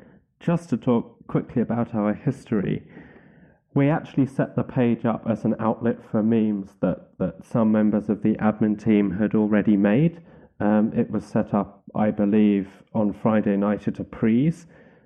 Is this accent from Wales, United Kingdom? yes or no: yes; Wales, United Kingdom; Being the Welsh nationalist that I am, I was taking quite a lot of pleasure in the fact the SNP had won that particular seat